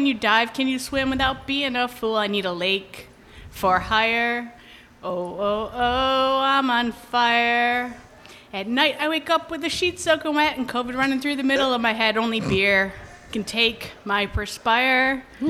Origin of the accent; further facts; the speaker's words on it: Lewiston, Maine, United States; I'm from Lewiston